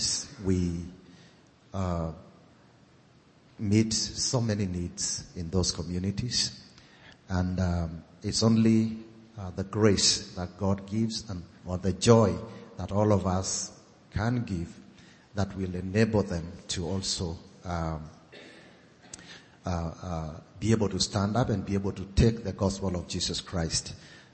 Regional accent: Kenya; I come from Kenya. And I'm a Maasai

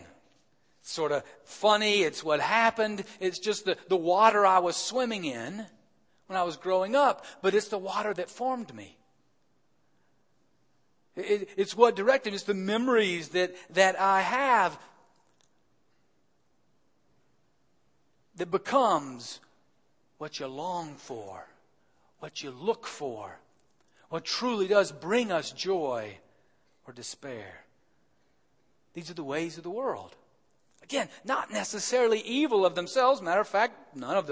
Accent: Alabama, United States; moved away; the University of Alabama, my home state

